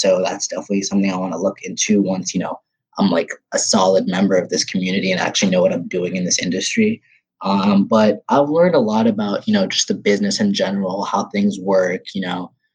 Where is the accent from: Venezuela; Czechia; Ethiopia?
Ethiopia; moved away; I'm from Ethiopia, third world country